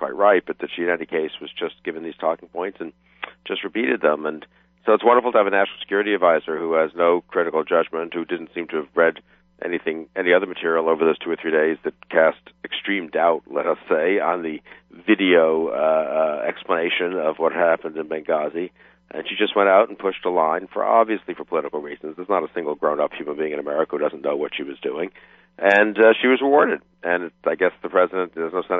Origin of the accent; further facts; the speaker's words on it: United States; as an American